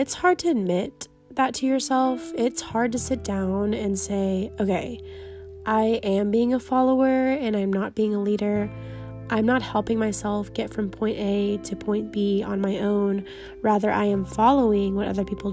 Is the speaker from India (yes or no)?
no; Texas, United States; I am a 22-year-old female born and raised in Texas